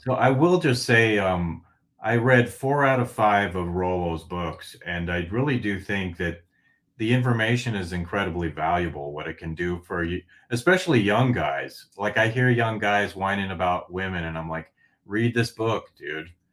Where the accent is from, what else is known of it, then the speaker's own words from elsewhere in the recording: Northglenn, Colorado, United States; also born or lived in Fort Collins, Colorado / Denver, Colorado; I grew up in North Glen, Colorado for, like, the first eighteen years of my life